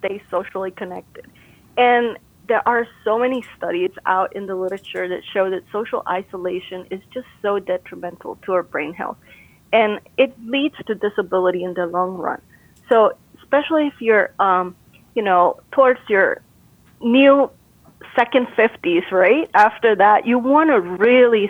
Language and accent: English; Costa Rica; moved away; I'm originally from Costa Rica